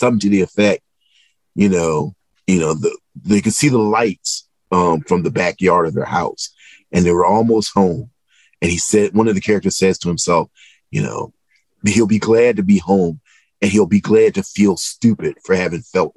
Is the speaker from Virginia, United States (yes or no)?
yes; Southeastern Virginia, United States; I'm from Southeastern Virginia, and me and my mother lived, and my brother lived with my grandmother and grandfather.